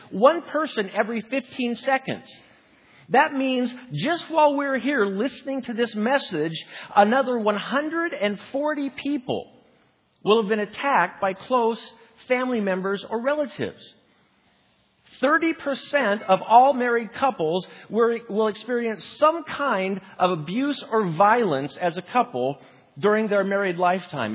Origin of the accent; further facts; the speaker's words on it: Spokane, Washington, United States; my hometown of Spokane, Washington